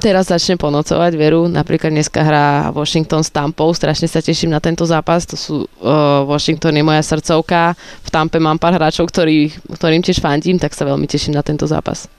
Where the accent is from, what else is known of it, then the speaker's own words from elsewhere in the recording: Slovakia; ja som zo Slovenska